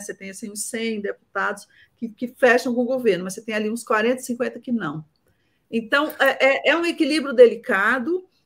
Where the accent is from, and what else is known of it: Brazil